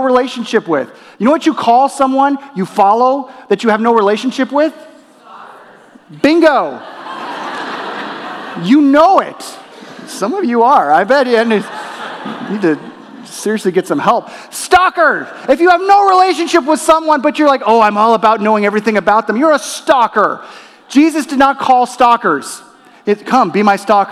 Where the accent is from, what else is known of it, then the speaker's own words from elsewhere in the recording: Torrance, California, United States; also born or lived in La Crescenta, California; my family, we moved from La Crescenta, California to Torrance, California. And within Torrance, we were in the Los Angeles Unified School District